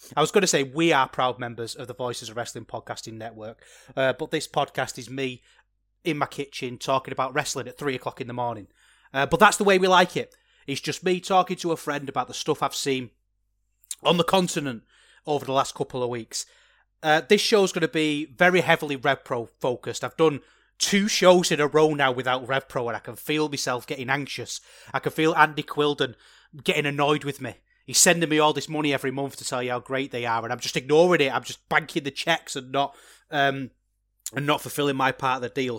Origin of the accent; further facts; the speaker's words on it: England, United Kingdom; As an Englishman myself